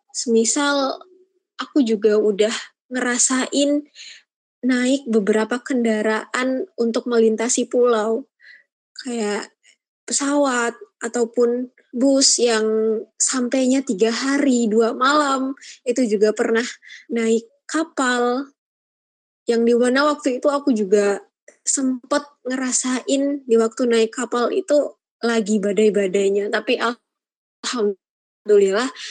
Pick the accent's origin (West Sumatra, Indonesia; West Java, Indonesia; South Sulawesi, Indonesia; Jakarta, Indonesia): West Sumatra, Indonesia; Padang; moved away as an adult; now in Semarang, Indonesia; aku kan asalnya dari Padang ya Feb uh, dan itu tuh emang dari kecil di Padang